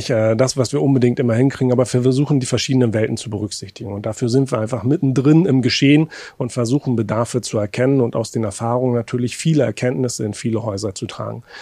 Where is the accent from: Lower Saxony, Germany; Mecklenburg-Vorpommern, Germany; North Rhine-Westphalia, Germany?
Mecklenburg-Vorpommern, Germany; Ich komme aus einer Region, aus Mecklenburg-Vorpommern, wo wir eine hohe Überalterung haben